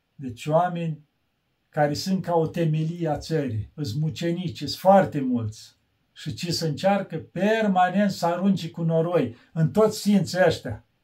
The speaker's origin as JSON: {"language": "Romanian", "country": "Romania", "said": "eu când spun că român"}